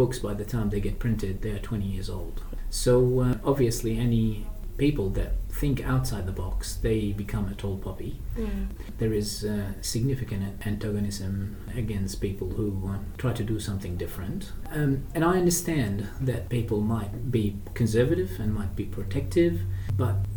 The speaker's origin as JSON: {"language": "English", "town": "Baghdad", "region": "Baghdad Governorate", "country": "Iraq", "tie": "born or raised there", "moved": "yes", "lives_now": "Australia", "said": "I was brought up in Iraq, in Baghdad."}